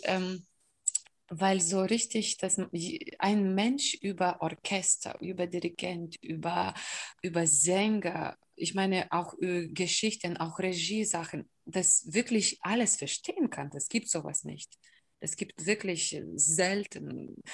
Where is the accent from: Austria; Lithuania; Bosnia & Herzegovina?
Lithuania; Kaunas, Kaunas County; German is a second language; moved away as an adult; now in Germany; in Kaunas, wo ich geboren bin und wo ich studiert habe